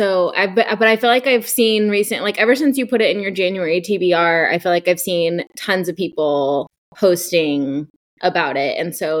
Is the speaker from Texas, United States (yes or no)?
yes; Dallas, Texas, United States; that's how we feel about being from Dallas. It's like, yeah, we're from Texas.